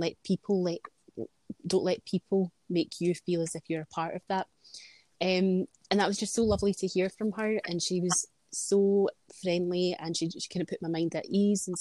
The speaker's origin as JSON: {"language": "English", "town": "Glasgow", "region": "Scotland", "country": "United Kingdom", "tie": "born or raised there", "said": "I'm born and brought up in Glasgow. We've lived in Scotland all my life."}